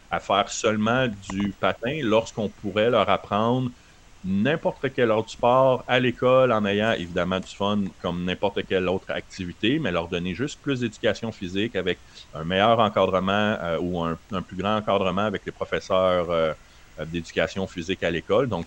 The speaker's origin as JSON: {"language": "French", "town": "Winnipeg", "region": "Manitoba", "country": "Canada", "said": "moi je viens de Winnipeg euh, les dernières années"}